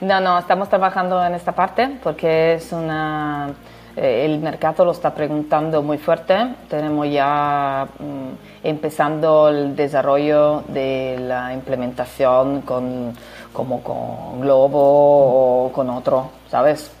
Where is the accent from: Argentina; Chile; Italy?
Italy; Spanish is a second language; now in Turin, Italy; soy italiana